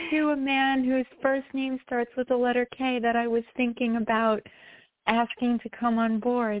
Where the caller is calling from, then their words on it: New York, United States; from New York.